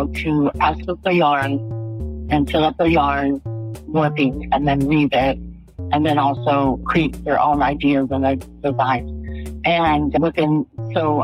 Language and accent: English; Albuquerque, New Mexico, United States; We grew up here in Albuquerque